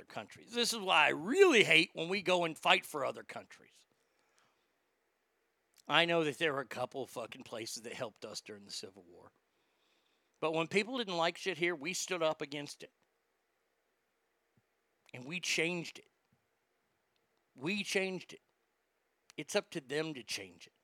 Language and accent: English; Texas, United States; I'm the redneck from Texas